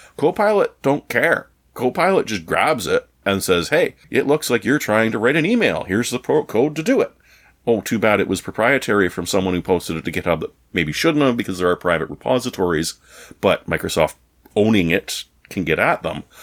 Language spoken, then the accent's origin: English; Canada; as a Canadian